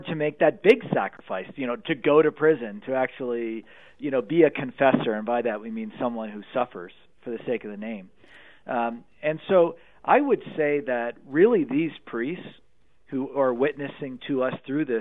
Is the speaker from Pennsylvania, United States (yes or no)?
yes; Pennsylvania, United States; Pennsylvania, my home state